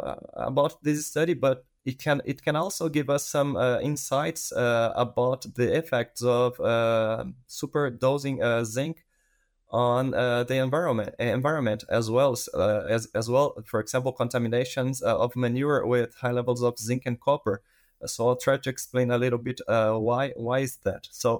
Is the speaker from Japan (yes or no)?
no; Brazil; English is a second language; moved away as an adult; now in Canada; I am a veterinarian from Brazil, and I did my master in Brazil as well in the field of gut immunology. And then I moved to Canada to do part of my PhD.